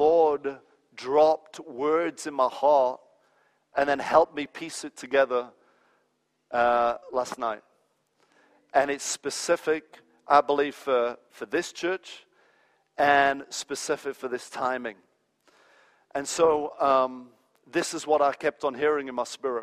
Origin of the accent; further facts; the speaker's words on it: England, United Kingdom; moved away as an adult; also born or lived in United States; I was raised in England